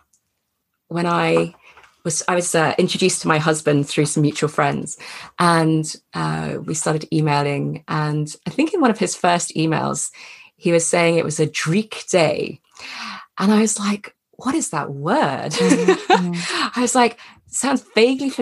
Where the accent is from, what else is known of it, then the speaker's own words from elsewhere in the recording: England, United Kingdom; I grew up in England, but that Scottish side of me was awakened